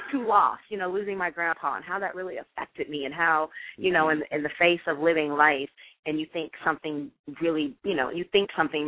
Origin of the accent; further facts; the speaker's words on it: Jefferson City, Missouri, United States; moved away as an adult; also born or lived in Ohio; now in Los Angeles, United States; I am originally from Jefferson City, Missouri